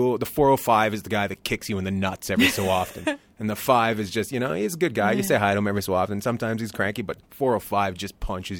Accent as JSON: {"language": "English", "town": "Long Beach", "region": "California", "country": "United States", "said": "I come from Long Beach too."}